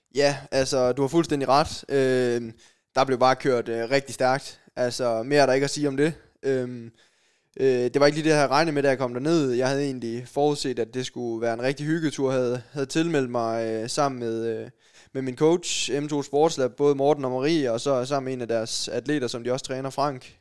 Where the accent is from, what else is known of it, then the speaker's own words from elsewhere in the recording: Sønderborg, Southern Denmark, Denmark; Jeg kommer ned fra Sønderborg